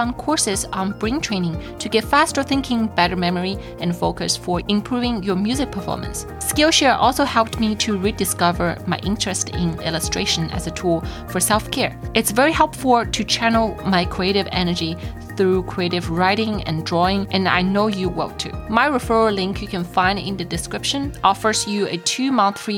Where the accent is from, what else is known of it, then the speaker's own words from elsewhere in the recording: China; moved away; Growing up in China, I don't have those Teachers Appreciation Week